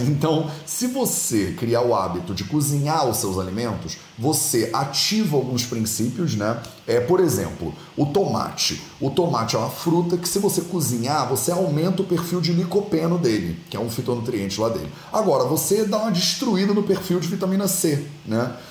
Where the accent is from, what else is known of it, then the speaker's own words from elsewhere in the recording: Rio de Janeiro, Brazil; moved away as an adult; also born or lived in India / Portugal; Eu fui criado no Rio de Janeiro, na beira da praia